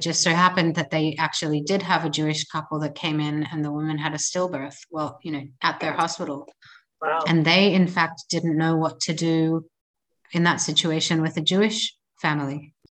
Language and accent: English; Australia; moved away as an adult; now in Israel; I was born and I grew up in Australia and I made Aliyah 13 years ago.